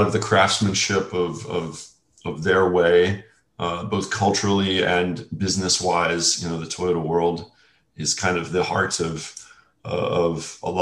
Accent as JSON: {"language": "English", "town": "New Orleans", "region": "Louisiana", "country": "United States", "tie": "born or raised there", "also_born_or_lived": "California", "moved": "as an adult", "said": "I was raised in New Orleans, Louisiana"}